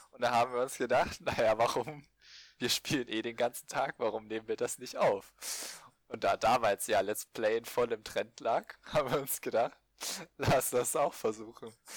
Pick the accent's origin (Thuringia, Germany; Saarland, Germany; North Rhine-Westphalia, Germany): Thuringia, Germany; Ich stamme aus dem wunderschönen Bundesland Thüringen